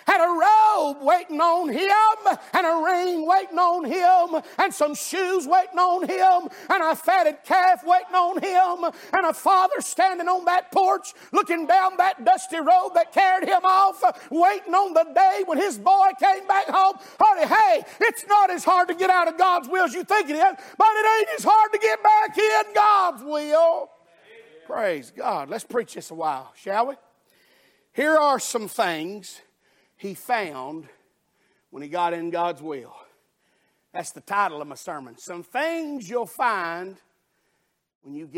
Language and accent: English; Alabama, United States; I'm from Alabama